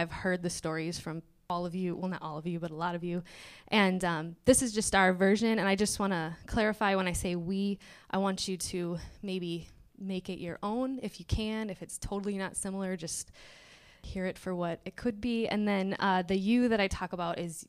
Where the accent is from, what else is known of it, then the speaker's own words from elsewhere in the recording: Michigan, United States; moved away as an adult; now in Minnesota, United States; I'm from Michigan